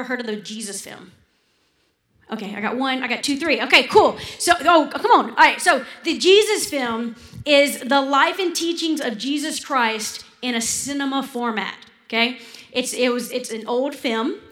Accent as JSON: {"language": "English", "region": "Louisiana", "country": "United States", "also_born_or_lived": "Kenya", "said": "we're Louisianans. We're Cajuns"}